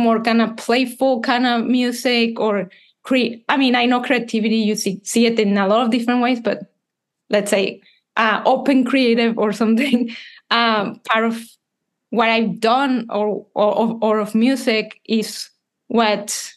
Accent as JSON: {"language": "English", "town": "Monterrey", "region": "Nuevo León", "country": "Mexico", "tie": "born or raised there", "also_born_or_lived": "Canada", "moved": "as an adult", "said": "I'm from Mexico. I'm a composer"}